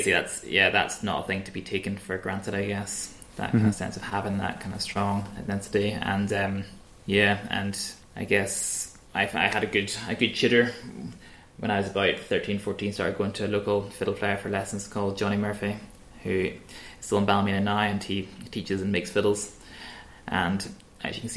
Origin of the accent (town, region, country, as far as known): Broughshane, Northern Ireland, United Kingdom; born or raised there; moved away as an adult; now in Glasgow, United Kingdom